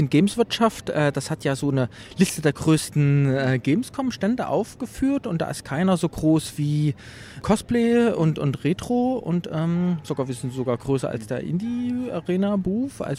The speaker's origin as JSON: {"language": "German", "town": "Leipzig", "region": "Saxony", "country": "Germany", "tie": "born or raised there", "said": "aufgewachsen in Leipzig, wo ich immer noch lebe"}